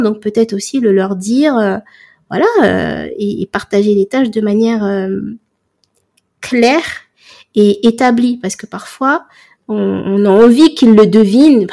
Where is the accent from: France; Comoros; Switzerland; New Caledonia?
Comoros; moi je suis comorienne